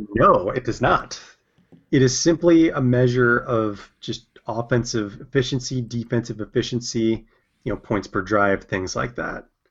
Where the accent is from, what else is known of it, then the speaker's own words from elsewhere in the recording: California, United States; as a Californian